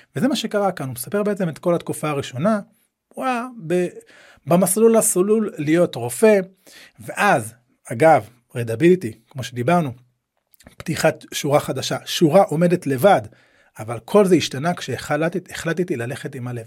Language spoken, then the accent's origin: Hebrew; Nahariya, Northern District, Israel; אני גדלתי בנהריה